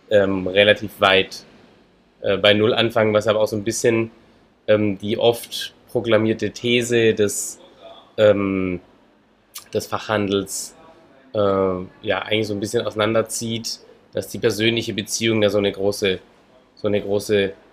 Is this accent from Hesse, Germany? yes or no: no; Baden-Württemberg, Germany; Ich komme aus Hohenlohe.